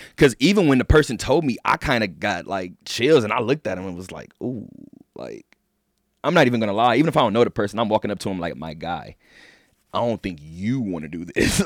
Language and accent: English; Southern California, United States; moved away; I love my hometown. I love just Southern California in general